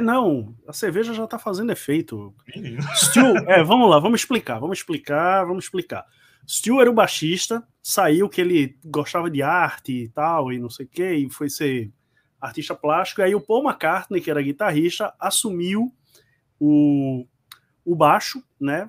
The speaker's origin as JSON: {"language": "Portuguese", "town": "Recife", "region": "Pernambuco", "country": "Brazil", "said": "nós somos um canal nordestino, pernambucano, somos aqui do Recife"}